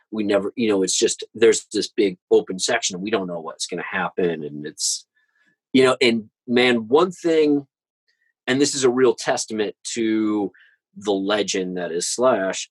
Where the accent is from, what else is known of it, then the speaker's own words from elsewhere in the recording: St. Louis, Missouri, United States; I'm from St. Louis